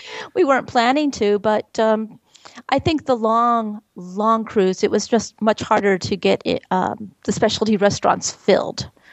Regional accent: Texas, United States; We're from Texas

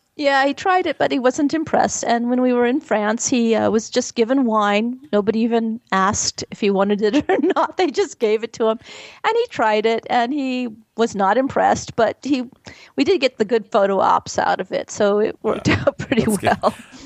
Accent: Texas, United States; We're from Texas

